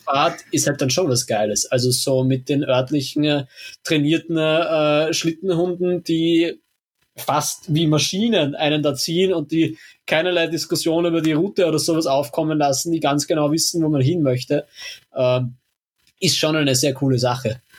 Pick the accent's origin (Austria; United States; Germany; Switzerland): Austria; also born or lived in Helsinki; als Österreicher der eigentlich sich für ein Auslandssemester damals in Kanada beworben hatte